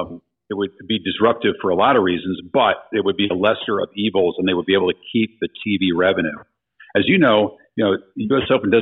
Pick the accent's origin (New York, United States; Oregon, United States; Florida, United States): New York, United States; as you know, being a New Yorker, it might not be the first, but it would be one of the biggest.